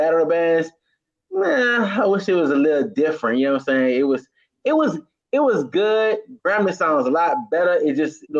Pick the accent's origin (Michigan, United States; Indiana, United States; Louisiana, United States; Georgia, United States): Louisiana, United States; New Orleans; Maybe because I'm from New Orleans and it's our shit.